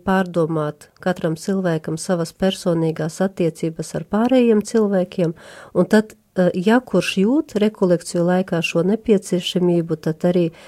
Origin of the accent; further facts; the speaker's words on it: Ludza, Latgale, Latvia; esmu Euharistiskā Jēzus kongregācijas māsa …, nāku no Latgales no Ludzas